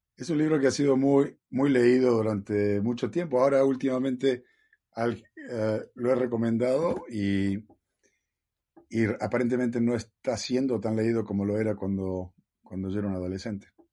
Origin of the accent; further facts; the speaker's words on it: Villa María, Córdoba, Argentina; now in California, United States; nací en Argentina, en Villa María, Córdoba